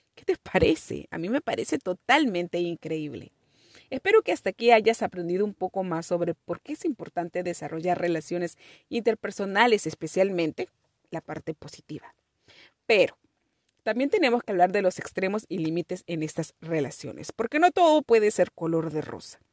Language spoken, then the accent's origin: Spanish; Peru